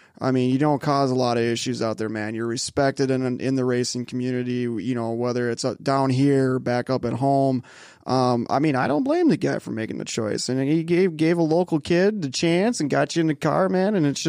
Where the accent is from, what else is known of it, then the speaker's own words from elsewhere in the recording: Joliet, Illinois, United States; My hometown.